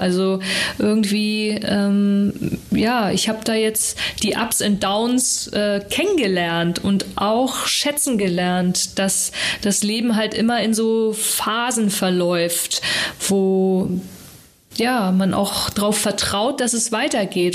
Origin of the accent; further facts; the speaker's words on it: Hamburg, Germany; aufgewachsen jetzt so mit den äh, Eltern und Schulzeit war ja so im Norden